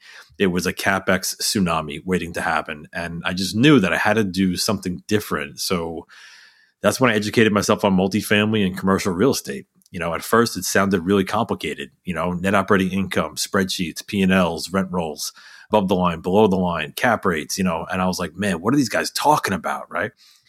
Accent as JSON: {"language": "English", "region": "New York", "country": "United States", "tie": "born or raised there", "said": "I grew up just outside of New York City and in a very modest household."}